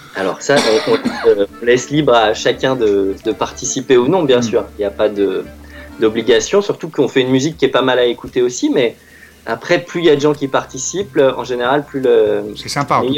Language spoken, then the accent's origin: French; France; j'ai grandi à Vissou